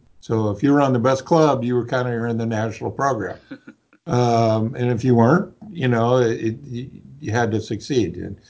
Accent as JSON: {"language": "English", "town": "Huntington Beach", "region": "California", "country": "United States", "tie": "born or raised there", "moved": "yes", "lives_now": "St. Louis, United States", "said": "I grew up in Huntington Beach, California."}